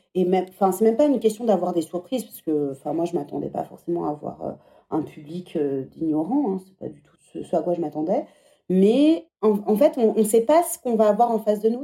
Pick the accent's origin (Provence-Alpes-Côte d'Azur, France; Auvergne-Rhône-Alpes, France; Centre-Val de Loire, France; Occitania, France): Centre-Val de Loire, France; moved away as an adult; also born or lived in England; now in Paris, France; les châteaux de la Loire, c'est là d'où je viens.